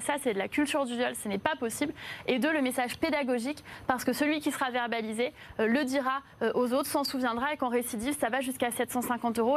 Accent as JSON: {"language": "French", "town": "Paris", "region": "Île-de-France", "country": "France", "tie": "born or raised there", "said": "J'ai grandi à Belleville, donc pas très loin de la porte de la Chapelle"}